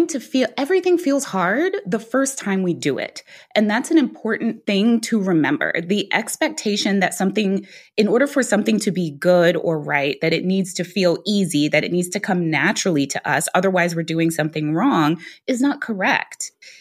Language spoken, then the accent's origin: English; Guyana; now in United States; my parents, when they talked to me there, we were immigrants. We came from Guyana. Neither one of my parents graduated from high school.